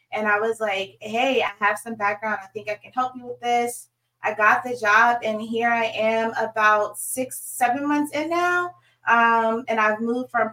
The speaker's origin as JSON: {"language": "English", "town": "Suffolk", "region": "Virginia", "country": "United States", "tie": "born or raised there", "also_born_or_lived": "Norfolk, Virginia / Sandpoint, Idaho / Dallas, Texas", "moved": "as an adult", "said": "I am from Hampton Roads, born and raised in Suffolk, Virginia"}